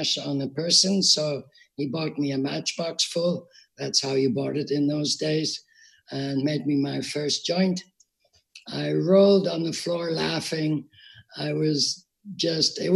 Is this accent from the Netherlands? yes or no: yes; Netherlands; also born or lived in Liverpool, United Kingdom / Amsterdam; I was born in 1944 in Liverpool, UK. My parents moved to Holland soon after